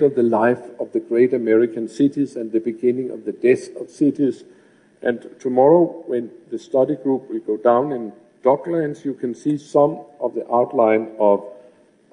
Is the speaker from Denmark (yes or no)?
yes; Copenhagen, Capital Region of Denmark, Denmark; my hometown of Copenhagen